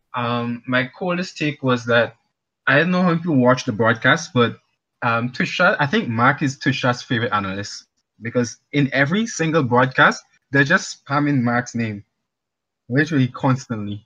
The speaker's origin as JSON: {"language": "English", "country": "Grenada", "also_born_or_lived": "Trinidad", "moved": "yes", "lives_now": "Trinidad and Tobago", "said": "I'm calling from Grenada. Well, actually Trinidad, currently"}